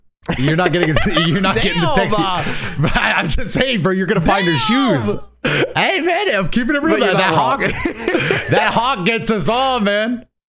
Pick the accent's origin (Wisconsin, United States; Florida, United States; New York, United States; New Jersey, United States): Florida, United States; I'm from Florida.